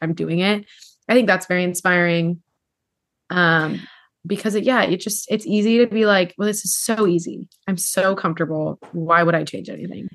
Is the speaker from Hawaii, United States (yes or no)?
yes; Hawaii, United States; growing up in Hawaii